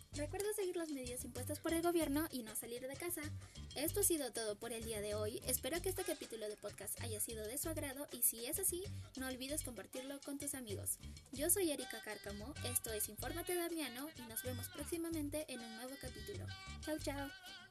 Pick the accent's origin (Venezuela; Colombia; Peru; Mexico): Peru; also born or lived in Arequipa; Ese es mi Perú. Viva mi tierra rojiblanca.